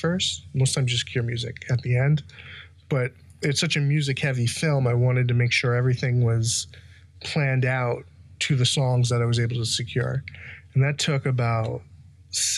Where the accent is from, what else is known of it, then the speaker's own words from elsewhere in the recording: New York City, New York, United States; I grew up in Belrose, Queens